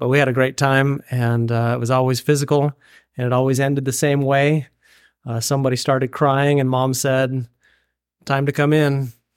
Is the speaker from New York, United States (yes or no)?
no; Payson, Utah, United States; moved away as an adult; also born or lived in Indiana; now in Oregon, United States; born and raised in Payson, Utah, small town of about eight thousand